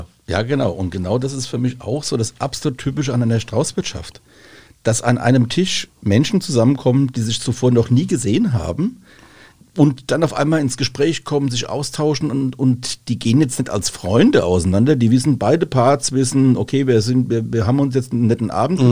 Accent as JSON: {"language": "German", "area": "Rheinhessen", "region": "Rhineland-Palatinate", "country": "Germany", "said": "Bei uns in Rheinhessen und jetzt speziell so direkt an der Rheinterrasse"}